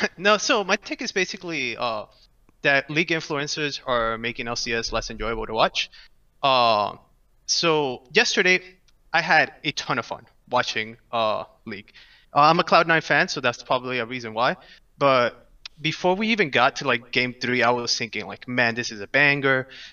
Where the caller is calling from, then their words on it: Orlando, Florida, United States; Orlando, Florida.